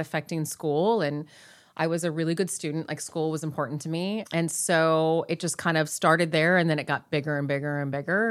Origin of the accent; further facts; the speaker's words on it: Long Beach, California, United States; I grew up in here, Southern